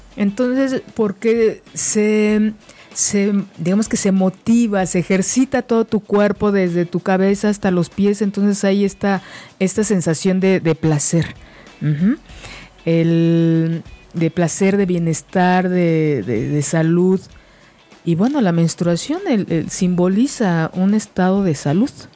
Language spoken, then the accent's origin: Spanish; Mexico; la cultura que, tenemos como mexicanos